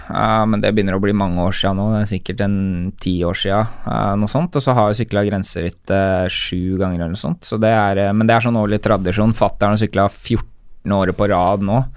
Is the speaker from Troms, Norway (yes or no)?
no; Rælingen, Akershus, Norway; Jeg er fra Rælingen. Rælingen, stemmer det. Jeg er fra Rælingen.